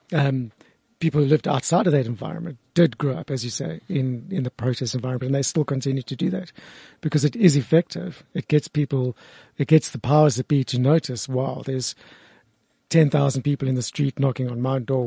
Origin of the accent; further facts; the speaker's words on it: Johannesburg, Gauteng, South Africa; I grew up in Parkhurst